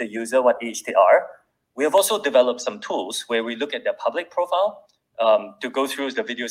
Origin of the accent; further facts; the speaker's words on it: Singapore; I'm Singaporean.